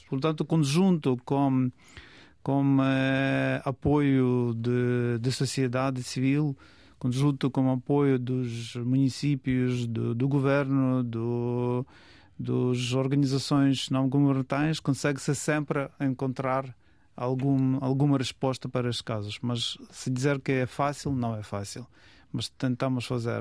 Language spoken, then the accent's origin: Portuguese; Lviv, Lviv Oblast, Ukraine; Portuguese is a second language; moved away as an adult; now in Portugal; Eu sou da cidade de Lviv